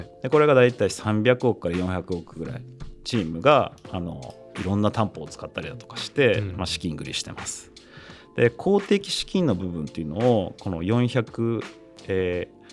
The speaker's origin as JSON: {"language": "Japanese", "region": "Hokkaido", "country": "Japan", "tie": "born or raised there", "said": "僕、まあ、北海道出身だから"}